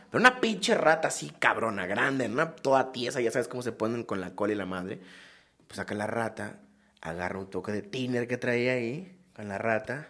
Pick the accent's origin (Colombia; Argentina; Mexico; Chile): Mexico; Acapulco, Guerrero; soy de Acapulco, tiene un sentido más como de la, de la costa acapulqueño